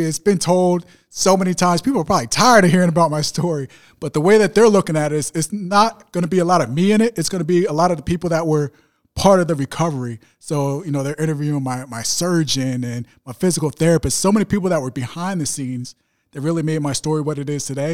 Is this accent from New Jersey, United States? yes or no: yes; New Jersey, United States; I grew up in South Jersey